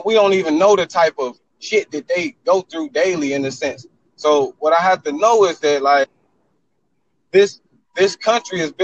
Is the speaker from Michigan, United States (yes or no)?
yes; Detroit, Michigan, United States; I'm from Detroit, Michigan, okay? Southwest, you know what I'm talking about? The hood